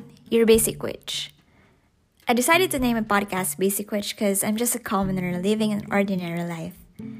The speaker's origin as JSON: {"language": "English", "country": "Philippines", "tie": "born or raised there", "moved": "yes", "lives_now": "Melbourne, Australia", "said": "I'm on my late 20s and a corporate slave in the IT world. I was born in the Philippines but now living a simple life in Melbourne."}